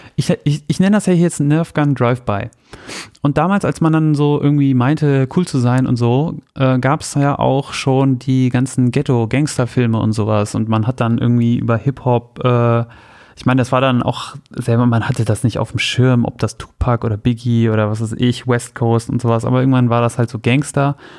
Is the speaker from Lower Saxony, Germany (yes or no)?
yes; Soltau, Lower Saxony, Germany; Bei mir zu Hause in Soltau